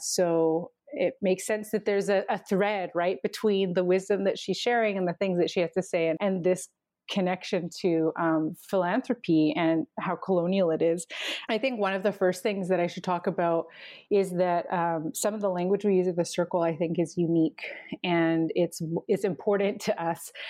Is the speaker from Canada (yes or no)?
yes; Canim Lake, central interior of British Columbia, Canada; from Seskin, which is, um, in the central interior of the province known as British Columbia.